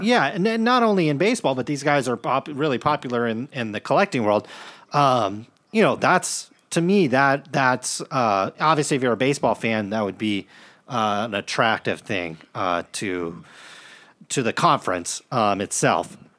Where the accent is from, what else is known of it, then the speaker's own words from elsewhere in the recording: Stockton, California, United States; we grew up in Stockton